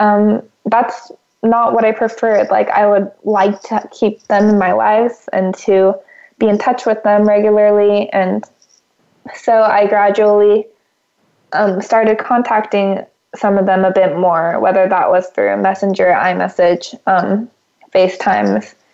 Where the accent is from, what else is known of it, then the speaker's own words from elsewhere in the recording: California, United States; moved away as an adult; also born or lived in Houston, Texas; being from California